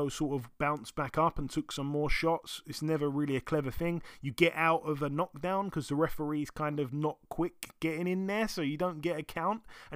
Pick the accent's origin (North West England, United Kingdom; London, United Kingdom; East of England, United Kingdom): London, United Kingdom; my hometown of London